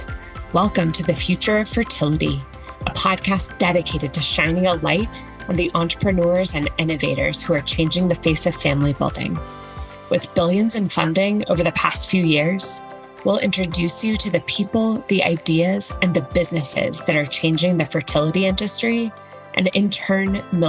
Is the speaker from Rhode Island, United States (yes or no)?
no; Dallas, Texas, United States; I'm from Dallas